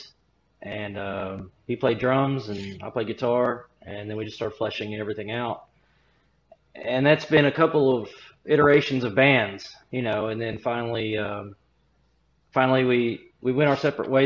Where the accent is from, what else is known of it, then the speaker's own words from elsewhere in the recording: Mount Sterling, Kentucky, United States; also from Mount Sterling